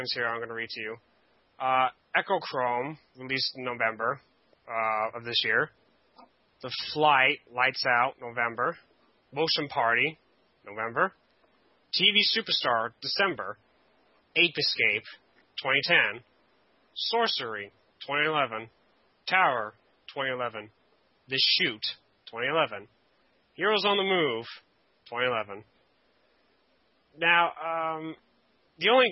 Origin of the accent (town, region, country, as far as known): Canada